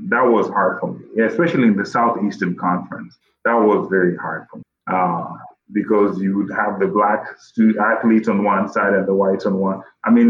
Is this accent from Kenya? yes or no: yes; Kenya; English is a second language; now in United States; because I'm Kenyan, you know. But little did they know that the cross country, I hated it because I did that enough in my home.